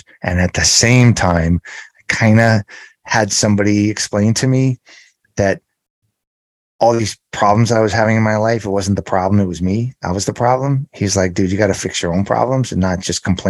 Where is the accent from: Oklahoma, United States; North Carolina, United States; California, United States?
California, United States; Los Angeles; I grew up in the San Fernando Valley area of Los Angeles